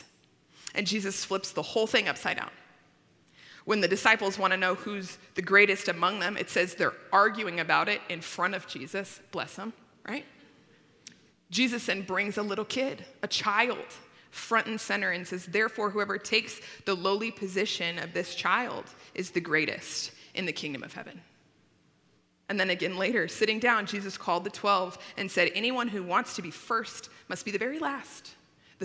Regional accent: Littleton, Colorado, United States; I grew up in Littleton

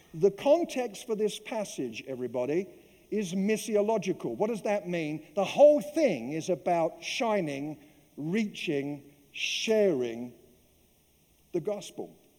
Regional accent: London, United Kingdom; moved away; growing up in the East End of London

